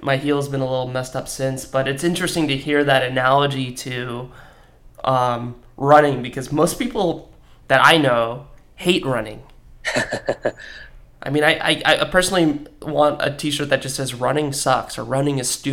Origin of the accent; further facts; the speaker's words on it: Washington, United States; moved away as an adult; also born or lived in Seattle; now in Los Angeles, United States; my hometown of Washington, I grew up in a smallish agriculture community